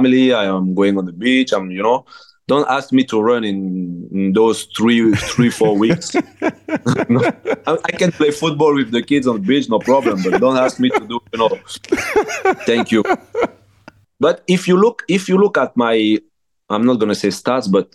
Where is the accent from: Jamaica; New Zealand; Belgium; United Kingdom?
Belgium; English is a second language; moved away as an adult